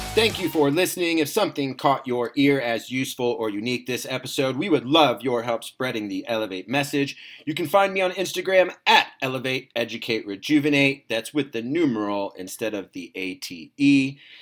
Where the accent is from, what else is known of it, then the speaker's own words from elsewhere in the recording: Iowa, United States; I grew up in Iowa